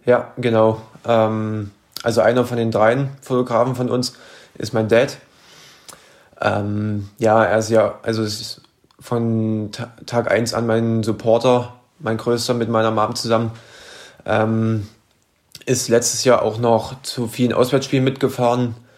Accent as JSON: {"language": "German", "town": "Merseburg", "region": "Saxony-Anhalt", "country": "Germany", "tie": "born or raised there", "said": "Ich bin in sachsen-anhaltinischen Merseburg geboren."}